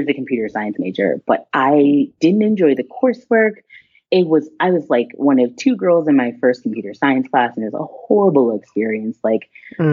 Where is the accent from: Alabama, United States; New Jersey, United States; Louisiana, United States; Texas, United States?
Texas, United States; I grew up in Texas